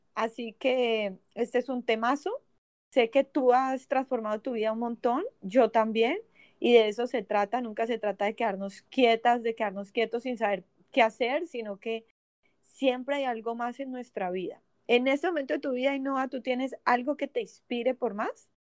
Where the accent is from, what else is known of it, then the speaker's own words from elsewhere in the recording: Cali, Valle del Cauca, Colombia; now in Miami, United States; creadora de Tribu Femenina de Cali, Colombia